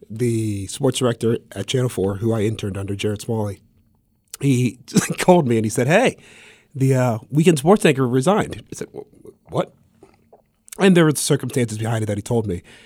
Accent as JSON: {"language": "English", "town": "Columbus", "region": "Ohio", "country": "United States", "also_born_or_lived": "Augusta, Georgia", "moved": "as an adult", "said": "I'm from Columbus, Ohio"}